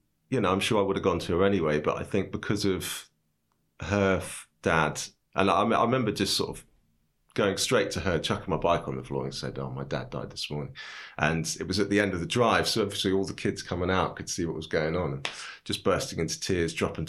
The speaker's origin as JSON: {"language": "English", "town": "Cambridge", "region": "East of England", "country": "United Kingdom", "also_born_or_lived": "London", "lives_now": "Bristol, United Kingdom", "said": "I'm from Cambridge."}